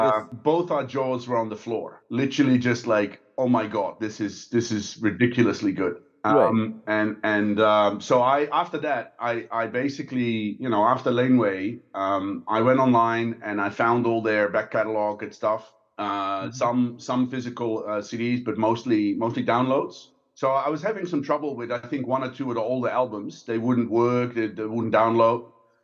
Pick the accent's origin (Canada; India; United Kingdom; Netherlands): Netherlands; moved away as an adult; also born or lived in Belgium; now in Singapore; I grew up there, studied there. I have lived in Belgium for about two and a half years in between, but born and raised in the Netherlands, and then I came to Singapore in early 2013.